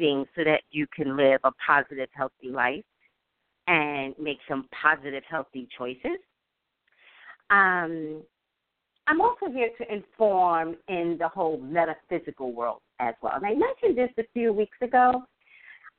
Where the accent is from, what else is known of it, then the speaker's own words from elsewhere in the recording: New York City, New York, United States; moved away; also born or lived in Koreatown; I lived in Staten Island